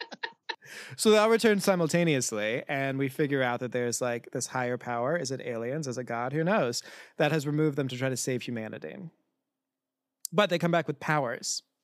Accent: Cincinnati, Ohio, United States; We are all from Cincinnati or in adjacent areas

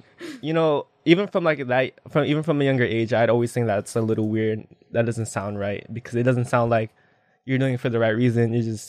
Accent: Philippines; like we're both Filipino, which is pretty funny.

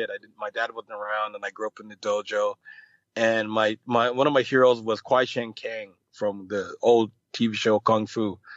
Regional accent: Jamaica; I've never smoked weed or anything like that, but I'm Jamaican, so I've pretty much gotten a contact high.

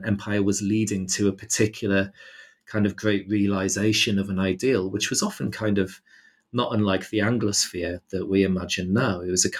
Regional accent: United Kingdom; the kind of imaginaries of empire with which you kind of like suck in with your mother's milk as a British person

